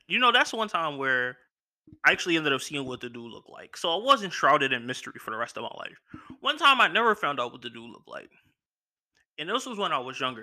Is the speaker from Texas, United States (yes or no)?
no; Philadelphia, Pennsylvania, United States; I'm from Philly